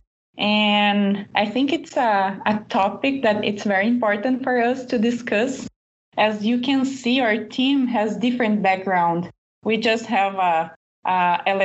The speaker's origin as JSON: {"language": "English", "country": "Brazil", "second_language": "English"}